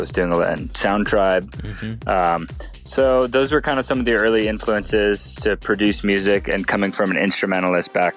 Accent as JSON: {"language": "English", "region": "Hawaii", "country": "United States", "tie": "born or raised there", "said": "I grew up in Hawaii"}